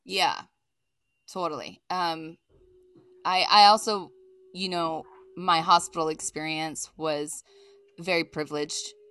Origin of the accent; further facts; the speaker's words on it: East Coast, United States; now in Los Angeles, United States; I'm originally from the East Coast, but I've lived in Los Angeles since nineteen ninety-nine